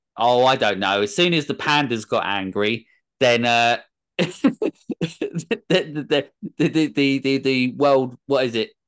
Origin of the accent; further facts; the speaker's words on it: England, United Kingdom; I'm English